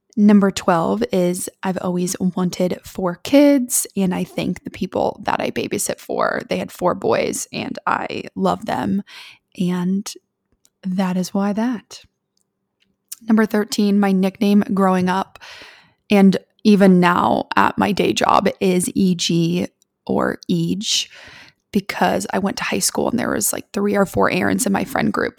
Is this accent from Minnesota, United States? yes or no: no; Columbus, Ohio, United States; I was born and raised in Columbus, Ohio